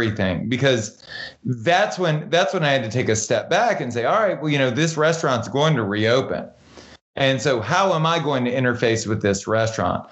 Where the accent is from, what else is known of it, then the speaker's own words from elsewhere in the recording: Baton Rouge, Louisiana, United States; now in Los Angeles, United States; I grew up in Southern Louisiana, which, you know, Baton Rouge was more rural than metropolitan